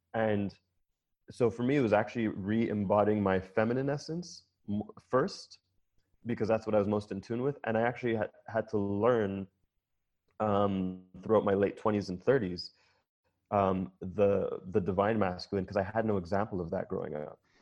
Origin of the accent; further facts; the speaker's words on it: Jamaica; I'm Jamaican